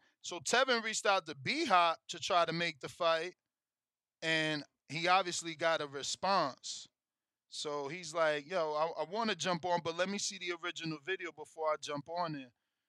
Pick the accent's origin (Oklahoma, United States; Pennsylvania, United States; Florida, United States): Pennsylvania, United States; Philadelphia; I'm from Philly. He from Philly.